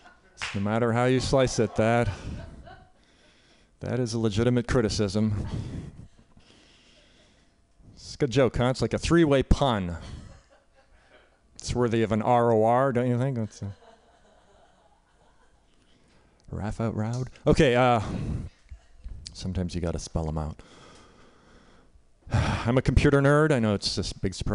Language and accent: English; Canada; now in United States; So I'm Canadian. I grew up in Canada